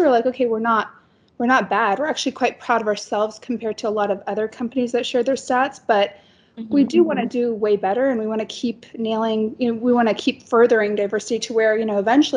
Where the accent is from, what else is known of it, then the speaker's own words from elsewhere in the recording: Tennessee, United States; now in Dubai, United Arab Emirates; we grew up in Tennessee